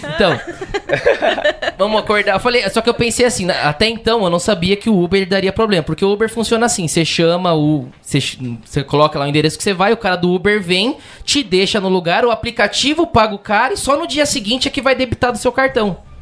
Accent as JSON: {"language": "Portuguese", "country": "Brazil", "said": "a gente é do Brasil"}